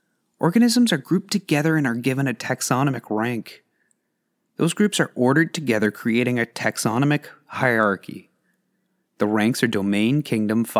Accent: Canada; As a Canadian

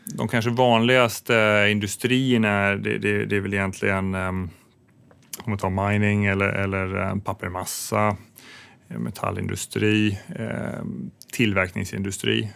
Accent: Sweden; som svensk

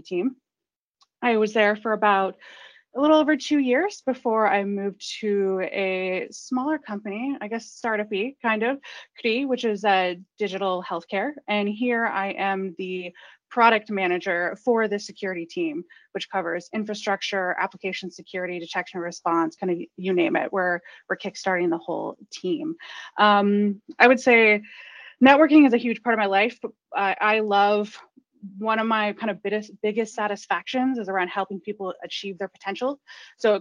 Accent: Los Angeles, California, United States; moved away as an adult; now in Stockholm, Sweden; I'm originally from Los Angeles, California. I came to Stockholm about 3 years ago

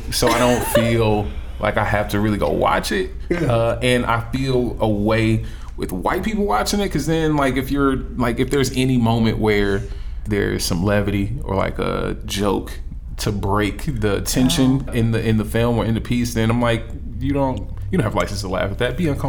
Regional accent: Southern US, United States; I was born and raised in the South, where we stood up every day and pledged to a flag with a Confederate flag directly under it.

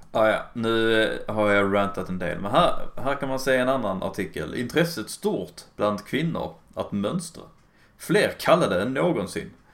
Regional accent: Skåne, Sweden; jag är bara tysk skånska i och för sig

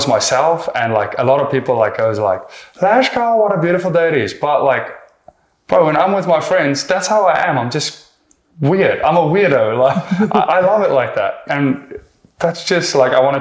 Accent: South Africa; moved away as an adult; now in United States; I'm from South Africa

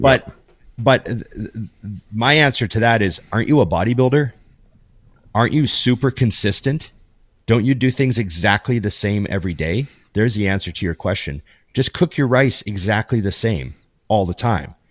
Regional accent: Canada; born or raised there

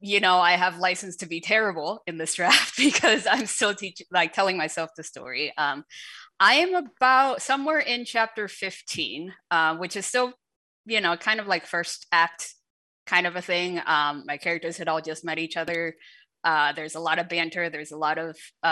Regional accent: United States; first language Shanghainese; English is a second language; growing up in America in the 90s

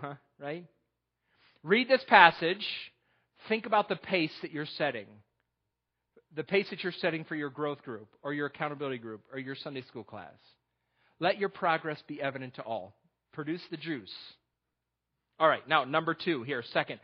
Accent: New York, United States; moved away; also born or lived in Texas; I'm from New York

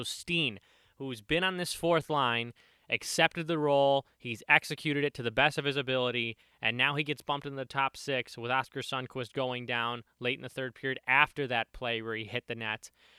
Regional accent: Chicago, Illinois, United States; I'm going to pander to the Cardinals fans a little bit, even though I'm from Chicago.

